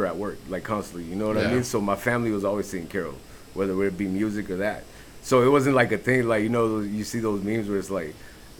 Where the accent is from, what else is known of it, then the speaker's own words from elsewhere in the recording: the Valley, Texas, United States; I'm from the Valley